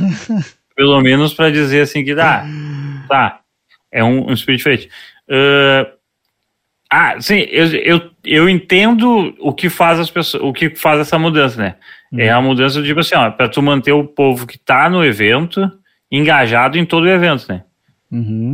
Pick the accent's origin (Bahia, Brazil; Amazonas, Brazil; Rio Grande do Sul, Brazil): Rio Grande do Sul, Brazil; Porto Alegre; a gente é de Porto Alegre